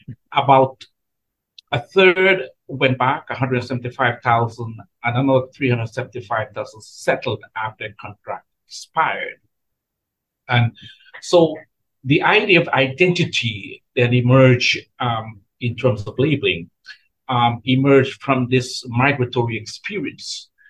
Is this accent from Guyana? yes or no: yes; Guyana; moved away as an adult; also born or lived in US Virgin Islands; now in United States; I was born in Guyana, country at the southeastern shore of South America. And I am a descendant of indentured laborers who were brought from India to work on the Caribbean sugar plantations